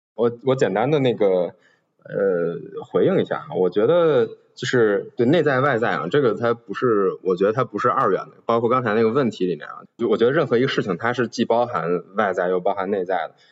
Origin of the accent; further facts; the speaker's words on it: China; 我是一个中国人